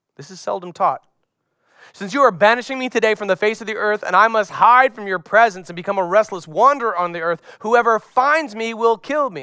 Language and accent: English; Florida, United States; As a young boy growing up in Florida, carrying my surfboard out to the beach